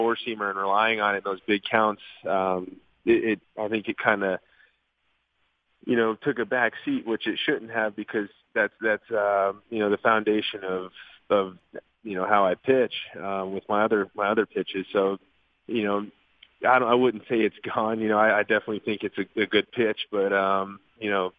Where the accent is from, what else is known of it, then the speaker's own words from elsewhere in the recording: Albuquerque, New Mexico, United States; also born or lived in Fort Walton Beach, Florida / Edgewood, New Mexico; I did wind up doing a lot of my growing up in Albuquerque or just outside of in Edgewood